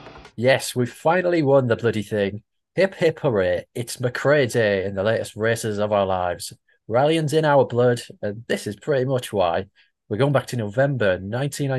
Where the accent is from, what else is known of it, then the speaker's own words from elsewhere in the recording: County Durham, North East England, United Kingdom; accent: Geordie (Byker Grove); my accent is indeed from Biker Grove. So yeah, someone born in County Durham